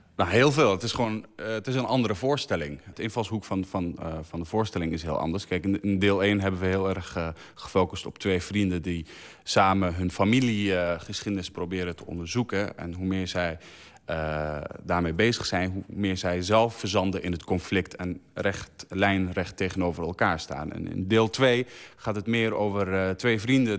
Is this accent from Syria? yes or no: yes; Syria; now in Netherlands; ik een Arabier ben of omdat ik uit Syrië kom